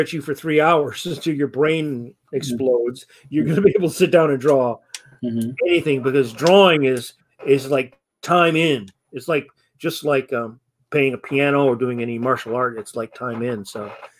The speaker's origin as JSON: {"language": "English", "town": "Detroit", "region": "Michigan", "country": "United States", "tie": "born or raised there", "said": "I grew up in Michigan, grew up in Detroit"}